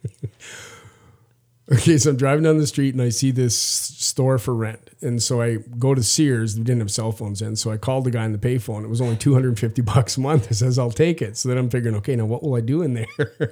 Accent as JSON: {"language": "English", "region": "Saskatchewan", "country": "Canada", "said": "I'm from Saskatchewan in Canada"}